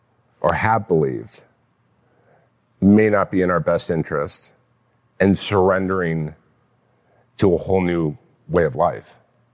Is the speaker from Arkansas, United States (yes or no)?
no; California, United States; Orange County.